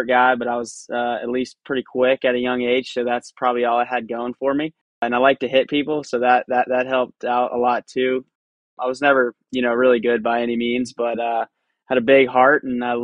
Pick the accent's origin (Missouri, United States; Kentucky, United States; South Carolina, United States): South Carolina, United States; Charleston; I grew up here in Charleston, South Carolina